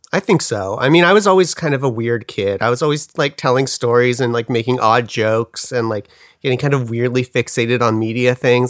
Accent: Pacific Grove, California, United States; moved away; also born or lived in Glendale, California; I grew up in Monterey, California, or Pacific Grove, California, to be more specific

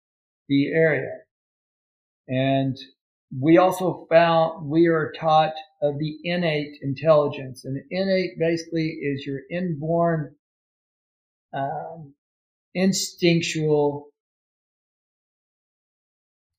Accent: Ashland, Kentucky, United States; moved away; I'm originally from Ashland, Kentucky.

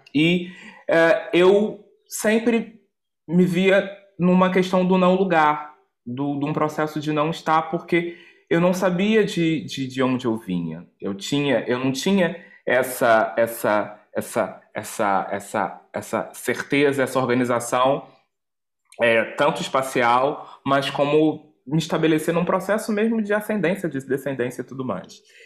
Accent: Rio de Janeiro, Brazil; moved away as an adult; sou natural do Rio de Janeiro, Brasil

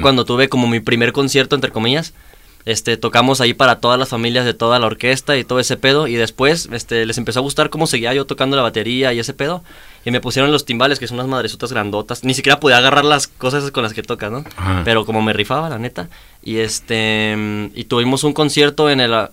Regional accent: Chihuahua, Mexico; now in Guadalajara, Mexico; Yo soy de Chihuahua

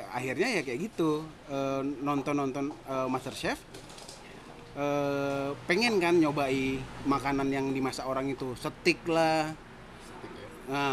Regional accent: West Sumatra, Indonesia; karena saya orang Minang

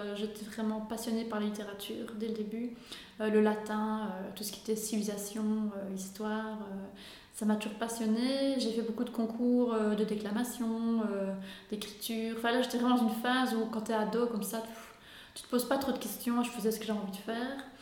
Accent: Belgium; je viens d'Urbouy, une petite commune

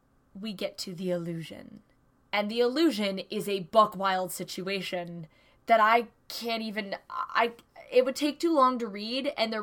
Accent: Hudson Valley, upstate New York, United States; I'm from New York, and that's wrong. I'm from upstate New York. I'm from the motherfucking apple region, Hudson Valley.

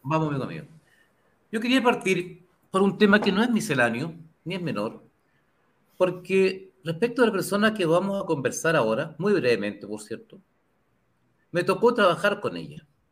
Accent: Chile

